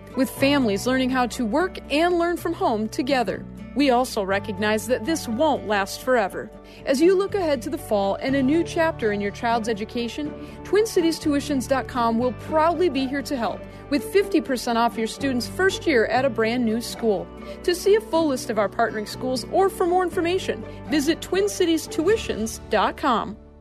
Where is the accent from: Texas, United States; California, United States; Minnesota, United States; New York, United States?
Minnesota, United States; White Bear Lake; I grew up here in White Lake. I'm a sixth generation here in the district.